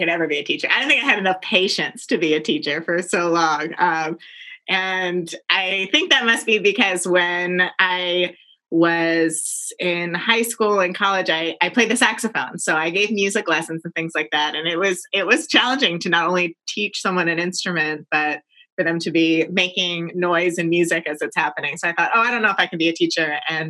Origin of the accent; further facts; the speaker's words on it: Annapolis, Maryland, United States; I am from Annapolis, Maryland, originally.